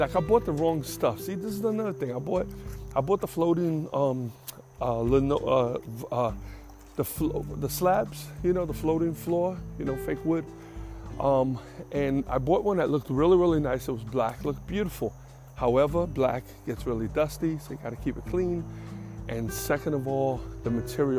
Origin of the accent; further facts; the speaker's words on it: New York, United States; moved away; where I grew up in New York. I grew up with a single mother who didn't drive.